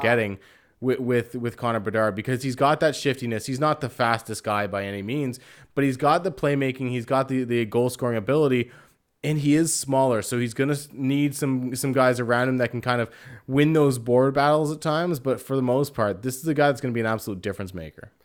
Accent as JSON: {"language": "English", "country": "Canada", "said": "myself being Canadian"}